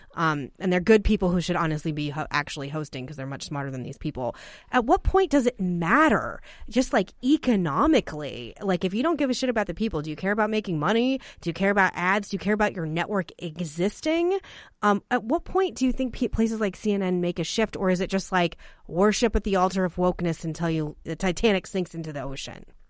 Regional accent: Arizona, United States; growing up in Arizona and a border state

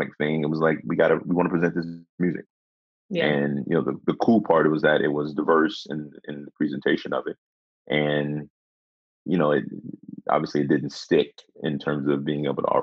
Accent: Memphis, Tennessee, United States; moved away; I was born and raised in Memphis. I've got family that lives in Memphis, but I no longer live in Memphis

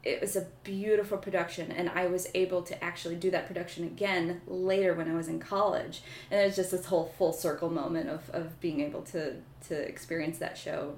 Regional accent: Rockton, Illinois, United States; I am originally from Rockton, Illinois, which is a little town on the northern border of Illinois and Wisconsin.

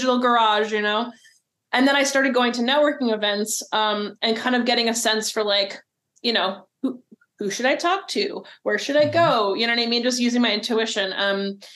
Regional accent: New Jersey, United States; moved away as an adult; now in Oregon, United States; I'm from New Jersey, and my wife and I moved here in 2013

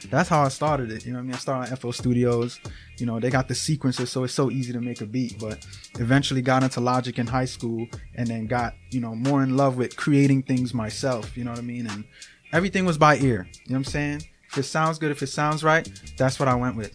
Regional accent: New York City, New York, United States; now in Schenectady, United States; I'm from Brooklyn, New York

